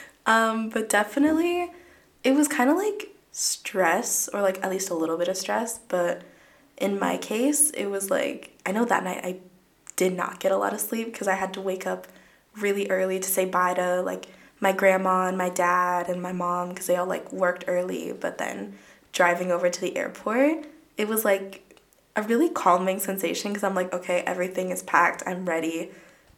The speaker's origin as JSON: {"language": "English", "town": "Stamford", "region": "Connecticut", "country": "United States", "said": "I'm from Stamford, Connecticut, and I go to UConn Stamford"}